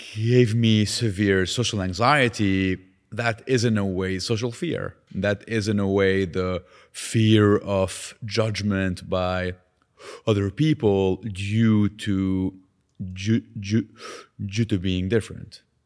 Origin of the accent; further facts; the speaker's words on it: Lebanon; now in Canada; Growing up in Lebanon with a stutter